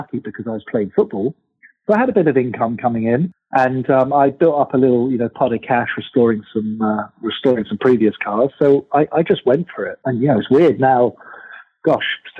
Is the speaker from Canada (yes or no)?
no; England, United Kingdom; now in United States; being British, growing up in England